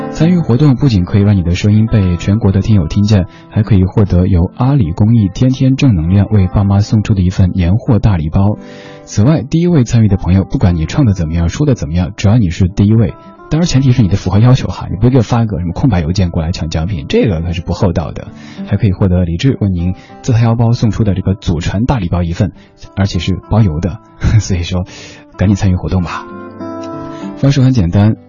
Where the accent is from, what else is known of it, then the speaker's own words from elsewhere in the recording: Chengdu, Sichuan, China; accent: Chengdu dialect; 我家乡话、成都话